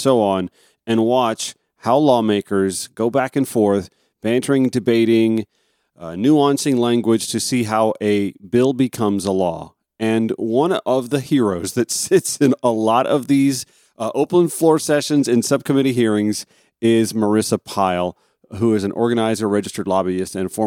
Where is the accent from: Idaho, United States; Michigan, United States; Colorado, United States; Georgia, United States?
Georgia, United States; Augusta; also born or lived in the South; I've lived in Georgia most of my life. I grew up just outside Augusta